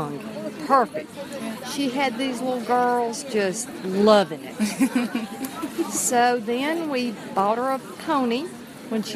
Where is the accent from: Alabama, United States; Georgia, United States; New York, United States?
Georgia, United States; From Georgia in the United States